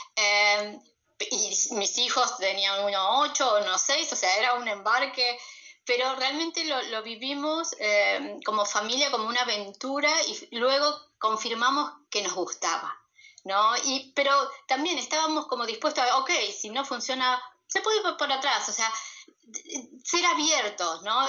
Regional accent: Argentina; moved away as an adult; also born or lived in Peru; soy argentina

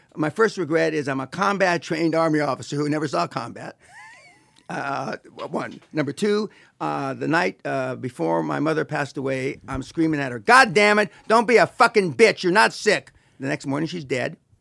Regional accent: Los Angeles, California, United States; I'm from East L A, uh, not too far from here. uh, Boyle Heights

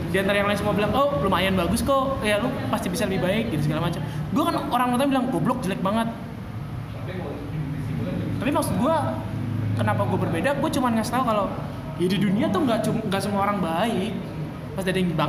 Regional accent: Java, Indonesia; gue kata gue anjing gue orang Jawa dong maksudnya kayak ah gila nih nggak nggak ada main wayang kayak gini

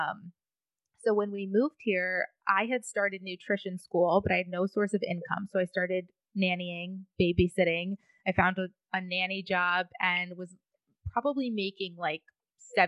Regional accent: Michigan, United States; moved away as an adult; now in Boca Raton, United States; I grew up in Michigan. I went to college in Michigan

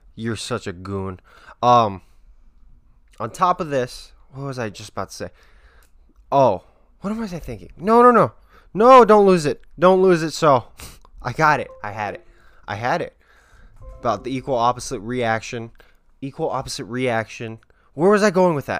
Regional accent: Las Vegas, Nevada, United States; growing up in Vegas

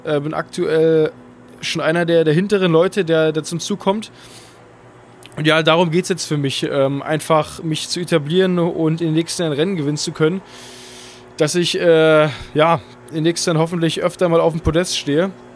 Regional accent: Berlin, Germany; also born or lived in Cologne; meine Heimat ist auf jeden Fall Berlin

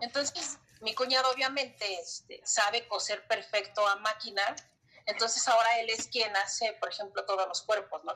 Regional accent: Mexico City, Mexico; yo llegué aquí a la delegación hace 20 años cuando me casé, pero nací en la Ciudad de México

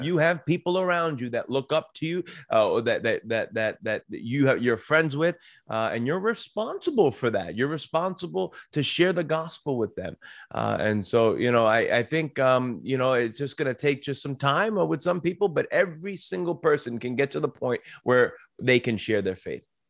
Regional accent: Long Island, New York, United States; moved away as an adult; also born or lived in Saint Louis, Missouri; now in Pennsylvania, United States; I come from New York. I grew up on Long Island.

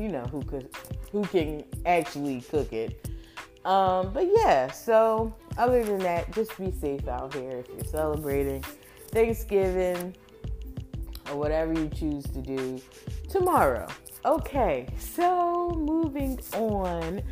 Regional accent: Philadelphia, Pennsylvania, United States; I'm from Philly

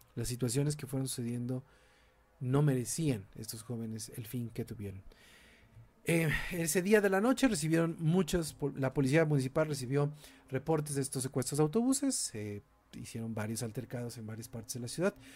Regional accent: Mexico; vivimos en un país violento

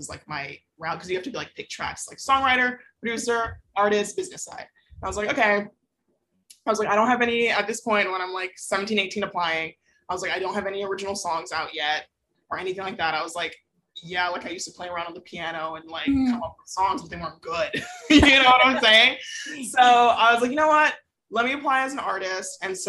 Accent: Atlanta, Georgia, United States; I grew up in Atlanta. Born and raised.

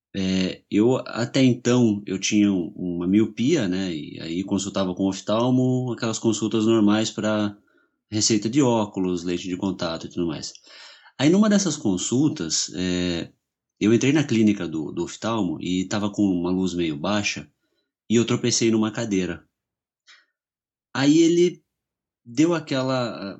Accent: São Paulo, Brazil; now in Curitiba, Brazil; eu sou de São Paulo, mas eu estou em Curitiba há 20 anos, mais ou menos, então eu já sou curitibano

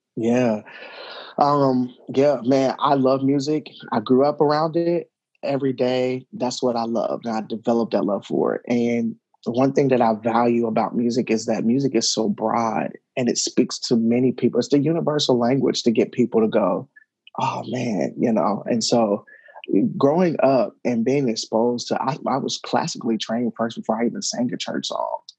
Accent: Cincinnati, Ohio, United States; the community that I grew up in in Madisonville and Cincinnati

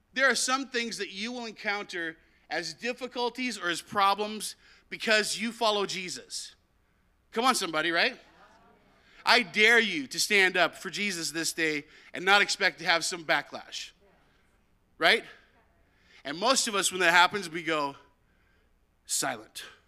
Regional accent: United States; now in Canada; I'm from America

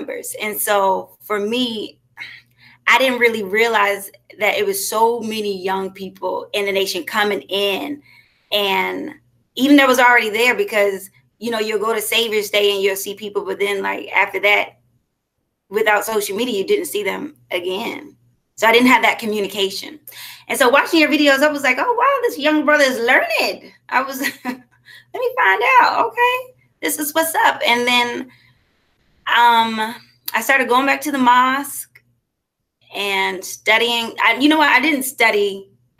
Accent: Columbia, South Carolina, United States; also born or lived in Richmond, Virginia; now in Atlanta, United States; I am originally from Richmond, Virginia, born in Richmond, Virginia, raised in Columbia, South Carolina. Now I'm residing in Atlanta, Georgia

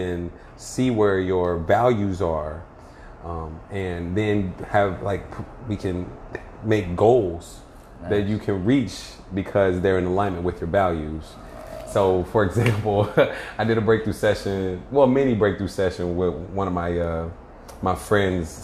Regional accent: Cincinnati, Ohio, United States; when I was growing up in Cincinnati, Ohio

